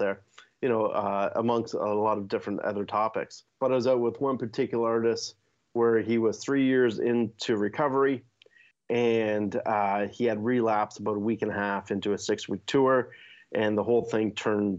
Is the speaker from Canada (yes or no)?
yes; Hamilton, Ontario, Canada; I started off as a drummer growing up in Hamilton